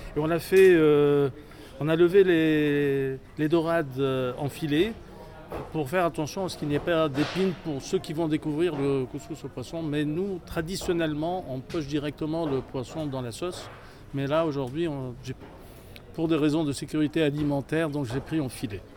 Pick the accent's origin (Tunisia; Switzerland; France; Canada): Tunisia; Tunis, Tunis Governorate; also born or lived in Sfax, Tunisia; Je viens de la ville de Sfax. J'ai grandi euh, à Tunis